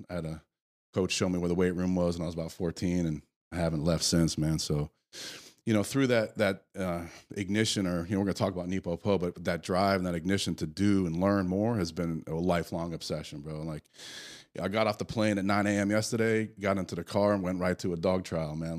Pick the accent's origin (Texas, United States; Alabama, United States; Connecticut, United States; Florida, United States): Connecticut, United States; I grew up in the Northeast in Connecticut